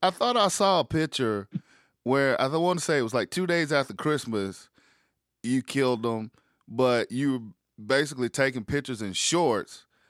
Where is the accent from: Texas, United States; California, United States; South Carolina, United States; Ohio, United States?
South Carolina, United States; also born or lived in Connecticut / Massachusetts / Wisconsin; now in Georgia, United States; I was born and raised in South Carolina, and, you know, mm-hmm. I've lived some everywhere. I've lived in Connecticut. I've lived in Massachusetts, lived in Wisconsin.